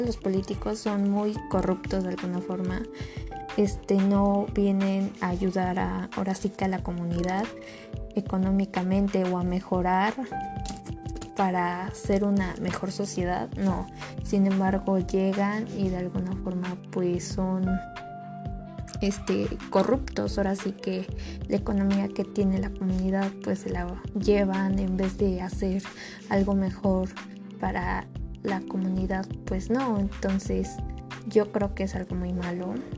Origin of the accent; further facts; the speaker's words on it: Mexico; Nosotros como mexicanos